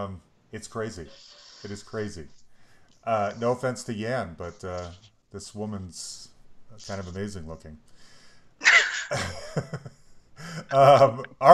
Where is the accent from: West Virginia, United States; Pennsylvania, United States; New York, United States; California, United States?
California, United States; Concord; I grew up in the Bay, in the East Bay, Concord